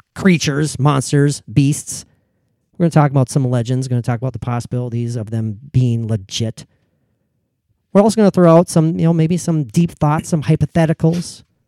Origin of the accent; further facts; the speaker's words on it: Minnesota, United States; as a Minnesotan